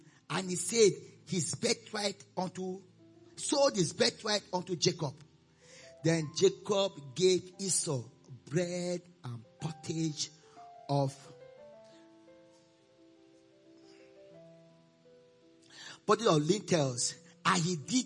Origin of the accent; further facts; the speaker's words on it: Nigeria; also born or lived in Austin, Texas, United States; I'm a Nigerian.